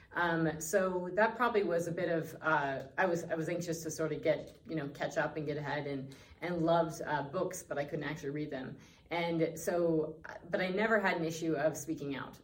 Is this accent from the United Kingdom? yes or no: no; Northwest Colorado, United States; being born and raised in Northwest Colorado